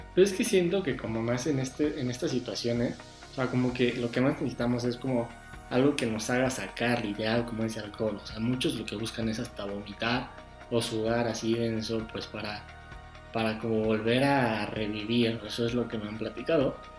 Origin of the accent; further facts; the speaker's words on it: Mexico; nosotros como mexicanos y como buenos ciudadanos